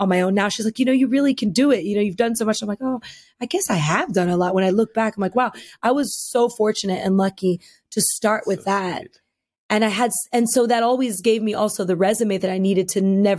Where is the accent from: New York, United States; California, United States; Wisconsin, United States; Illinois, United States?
New York, United States; growing up in New York